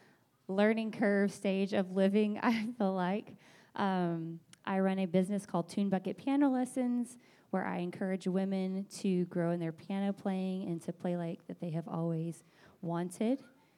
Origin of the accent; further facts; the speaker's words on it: California, United States; I am from California